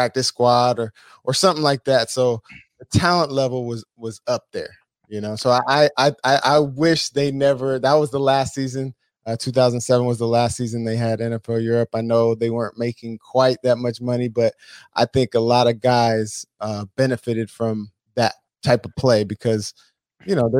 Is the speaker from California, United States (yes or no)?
yes; San Diego, California, United States; I had never left San Diego. I grew up in San Diego, and then I obviously went to San Diego State after